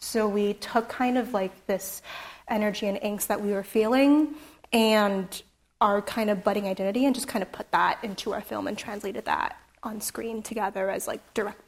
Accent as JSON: {"language": "English", "town": "San Jose", "region": "California", "country": "United States", "tie": "born or raised there", "said": "So growing up in San Jose, I grew up near Little Saigon, and my neighborhood was known for having a really strong Vietnamese community"}